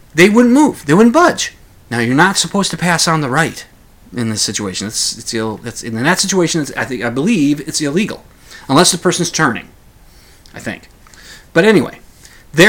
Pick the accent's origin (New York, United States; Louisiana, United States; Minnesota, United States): Minnesota, United States; we're from Minnesota, the two of us.